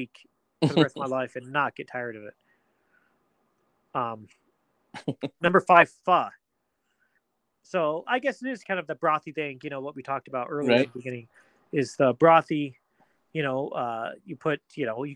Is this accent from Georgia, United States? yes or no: no; Pueblo, Colorado, United States; growing up in Pueblo